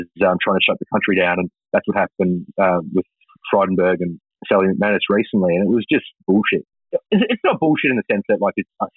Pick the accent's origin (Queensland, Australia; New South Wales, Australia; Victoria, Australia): Queensland, Australia; Toowoomba; I come from Toowoomba